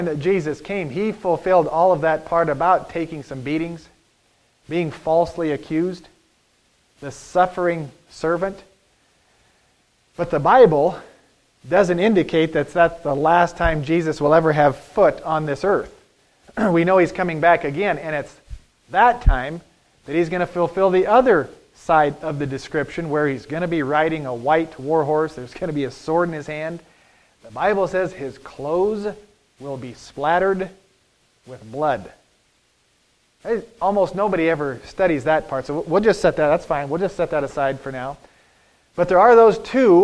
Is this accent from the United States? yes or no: yes; United States; as American Christians